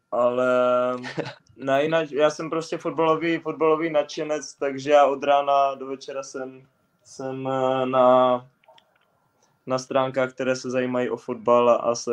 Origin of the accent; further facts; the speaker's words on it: Czechia; Jako Češi.